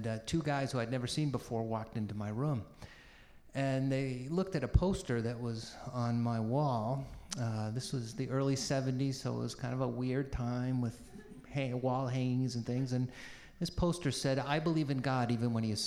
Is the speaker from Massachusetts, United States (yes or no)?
yes; Peabody, Massachusetts, United States; also born or lived in Boston; I was born in Boston, grew up in a very ethnic working class city called Peabody, in a Jewish family